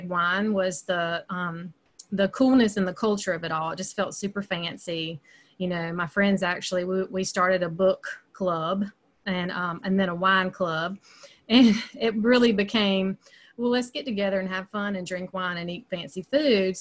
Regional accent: upstate South Carolina, United States; accent: Southern; I live in the upstate of South Carolina, and you can probably tell by my accent, there's some Southern there. I've lived here my entire life. I'm definitely kind of what they call homegrown

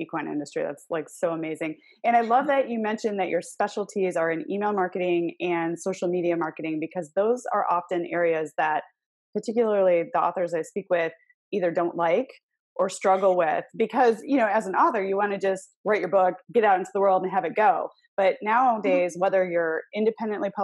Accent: Michigan, United States; we're both from Michigan

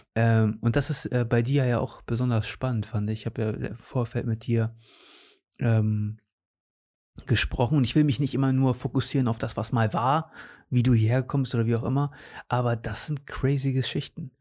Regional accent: Cuxhaven, Lower Saxony, Germany; also born or lived in Portugal / Osnabrück; Ich bin in Cuxhaven sogar geboren. Ich okay. bin hier geboren, war dann mit 13 für drei Jahre weg

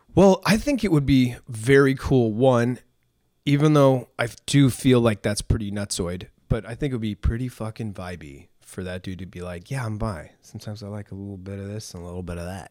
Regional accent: New England, United States; now in Los Angeles, United States; I grew up in New England

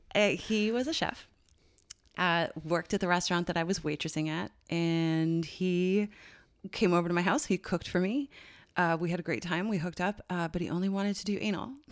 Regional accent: Newfoundland and Labrador, Canada; moved away as an adult; also born or lived in Ireland; I grew up in one in Newfoundland

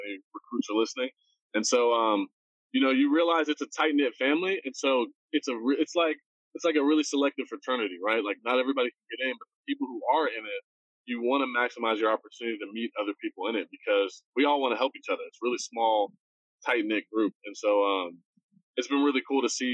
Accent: Austin, Texas, United States; moved away; I grew up in Austin. So it was like coming back to my hometown

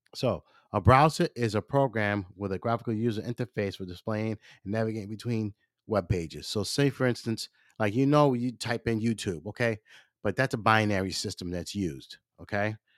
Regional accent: Maryland, United States; I'm not from here, I'm from Maryland

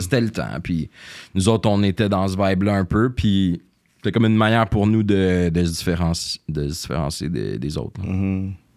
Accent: Greenfield Park, Quebec, Canada; also born or lived in Montreal; je suis né à Montréal, au Jewish, mais euh, j'ai grandi, euh, ça rive sud, rive à sud. Greenfield Park

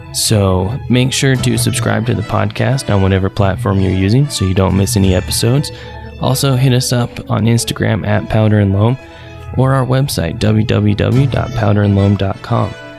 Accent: Cache Valley, Utah, United States; We are from Cache Valley, Utah

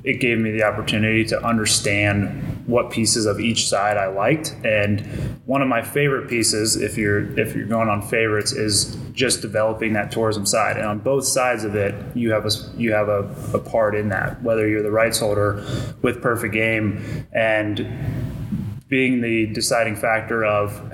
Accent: Polk County, Florida, United States; my hometown and impact Polk County

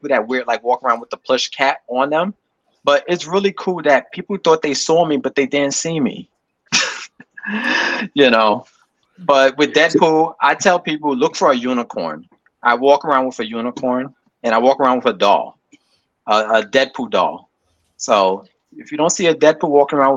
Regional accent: New York City, New York, United States; I'm from Brooklyn

